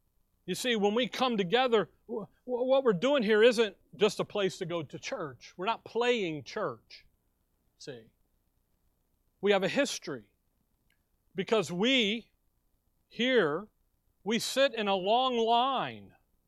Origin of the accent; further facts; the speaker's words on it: Alabama, United States; here we are, we come from Alabama. So in Alabama, you have a CB radio in your car, okay?